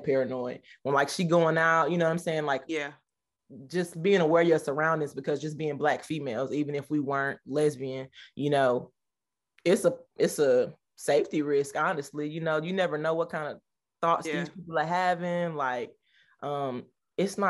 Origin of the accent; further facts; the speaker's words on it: Nashville, Tennessee, United States; I'm from Tennessee, Nashville